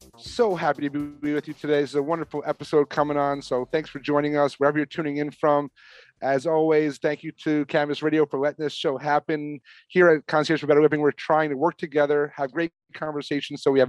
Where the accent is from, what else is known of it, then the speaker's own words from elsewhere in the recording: the Catskills, New York, United States; moved away; also born or lived in Arizona; growing up in New York, even before I knew what cannabis was. It was around me growing up about 10 minutes from where Woodstock happened in the Catskills